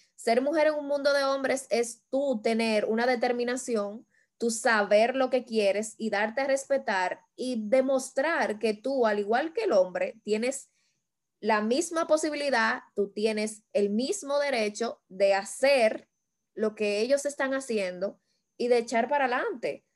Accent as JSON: {"language": "Spanish", "country": "Dominican Republic", "said": "como dominicanos que somos"}